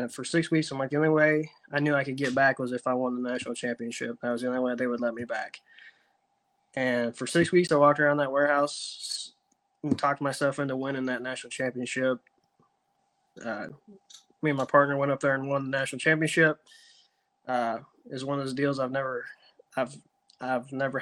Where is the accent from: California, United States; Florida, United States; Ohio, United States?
Ohio, United States; East Central; moved away as an adult; now in Chattanooga, United States; I grew up in East Central Ohio, a little lake called Tappan